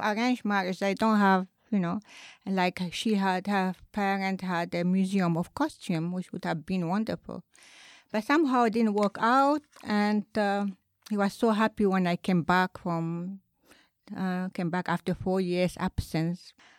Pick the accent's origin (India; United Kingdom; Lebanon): Lebanon; now in Japan; I'm originally from Lebanon.